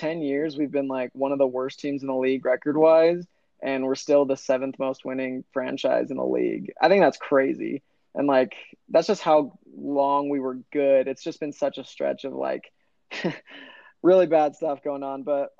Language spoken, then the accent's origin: English; Arizona, United States; I'm from Arizona, diehard Suns fan.